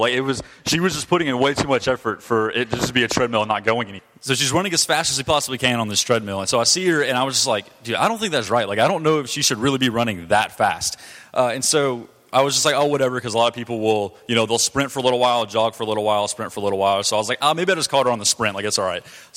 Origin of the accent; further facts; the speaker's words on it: Douglasville, Georgia, United States; I grew up in Georgia. You know, I lived in Douglasville until I was about 10 years old, and I've lived here for the last 11 years